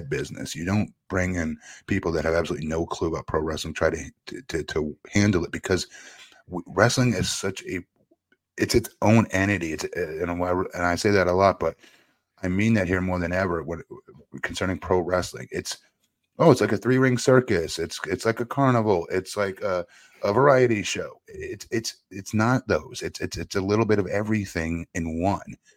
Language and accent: English; Florida, United States; here in my home state of Florida